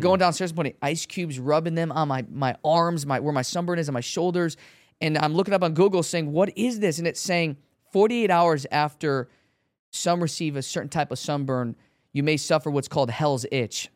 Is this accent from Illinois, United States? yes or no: yes; Chicago, Illinois, United States; I'm from Chicago